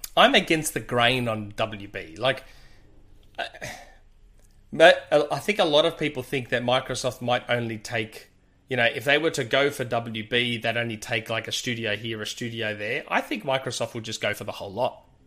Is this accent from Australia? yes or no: yes; Australia; accent: Australian with Greek ethnic spin; my Australian accent has that ethnic spin to it because I'm Greek